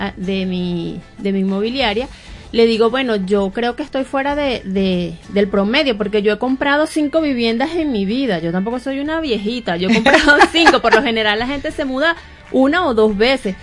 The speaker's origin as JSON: {"language": "Spanish", "town": "Barquisimeto", "region": "Lara", "country": "Venezuela", "tie": "born or raised there", "said": "yo soy de Barquisimeto y yo leía El Informador"}